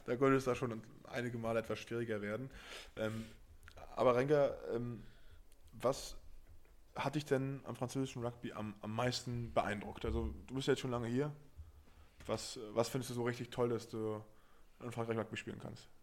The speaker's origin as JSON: {"language": "German", "region": "Berlin", "country": "Germany", "also_born_or_lived": "Paris", "moved": "yes", "lives_now": "Brive, France", "said": "ich komme aus Berlin, habe dann in Paris gelebt"}